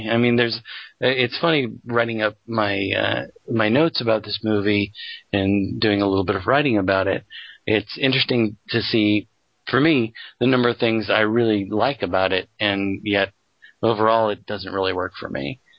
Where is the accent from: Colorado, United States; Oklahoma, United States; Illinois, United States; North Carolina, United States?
Colorado, United States; I grew up in Colorado um, for at least a few years of my life